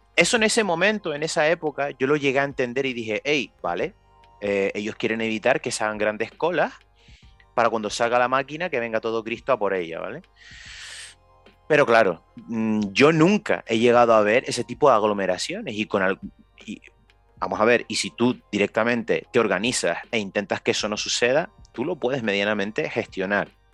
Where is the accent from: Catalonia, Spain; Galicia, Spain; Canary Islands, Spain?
Canary Islands, Spain; nosotros somos de Canarias